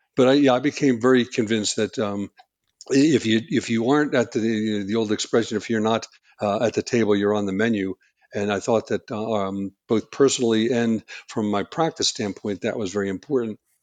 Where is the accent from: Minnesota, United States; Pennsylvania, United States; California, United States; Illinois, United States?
Pennsylvania, United States; outside of Philadelphia; moved away as an adult; also born or lived in New Hampshire; I grew up outside of Philadelphia